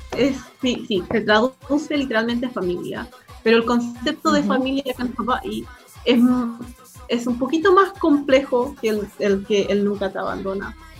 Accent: Chile; accent: Chilean; now in Hawaii, United States; Por eso es que hablo español y tengo el acento chileno. Y crecí en Chile con mi madre, ah, pero nací en Hawái.

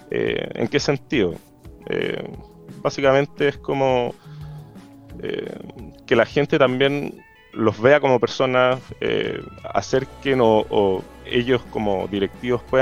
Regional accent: Los Ángeles, Biobío, Chile; also born or lived in Santiago; now in Concepción, Chile; Crecí en Los Ángeles

